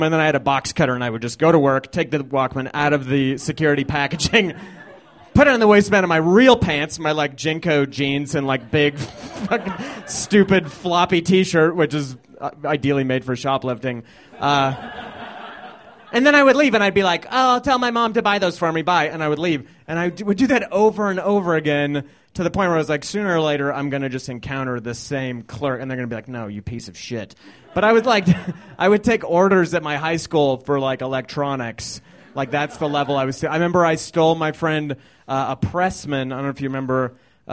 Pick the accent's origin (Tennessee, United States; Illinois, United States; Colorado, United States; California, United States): Colorado, United States; Littleton; I grew up right on the border of Littleton and Highlands Ranch